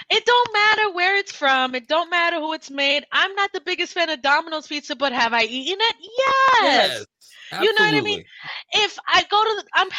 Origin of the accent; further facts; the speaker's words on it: New York, United States; I'm a New Yorker